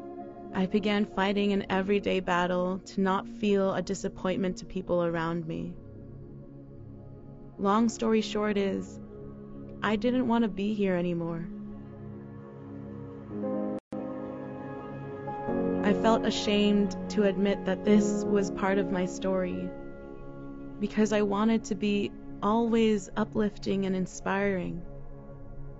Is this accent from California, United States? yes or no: yes; Daly City, California, United States; now in San Francisco, United States; I grew up in Daly City, California